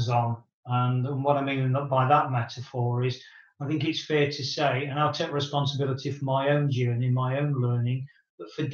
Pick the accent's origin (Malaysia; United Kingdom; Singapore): United Kingdom; moved away; my hometown in the UK